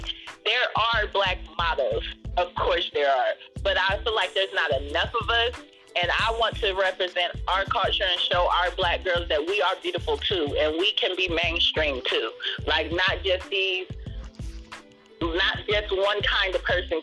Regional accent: Ohio, United States; I'm from Ohio

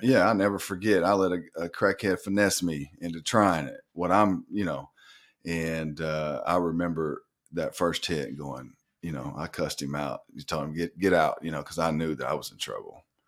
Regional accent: North Little Rock, Arkansas, United States; moved away as an adult; also born or lived in Florida / Michigan / Cuba; I'm from Northern Rock, Arkansas, uh, born and raised.

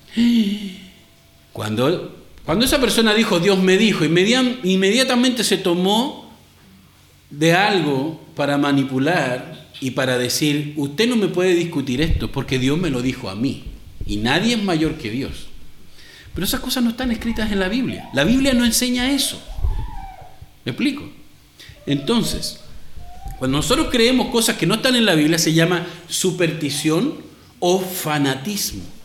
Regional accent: Chile; moved away; aquí en nuestro país

